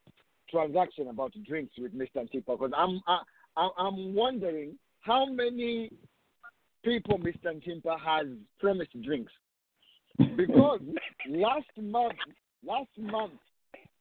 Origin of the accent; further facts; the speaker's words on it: Zambia; moved away as an adult; now in United States; growing up in Zambia